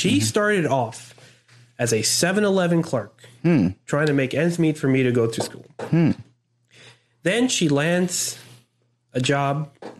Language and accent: English; Philippines; now in United States; Like growing up in the Philippines